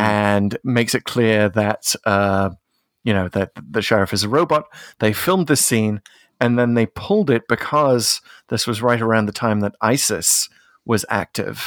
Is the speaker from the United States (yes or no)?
no; United Kingdom; also born or lived in near Hadrian's Wall; as a Brit